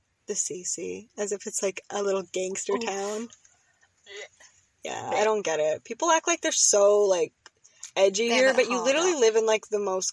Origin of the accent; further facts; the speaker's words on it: Canada; accent: Islander; My accent is very, like, Islander, and it's different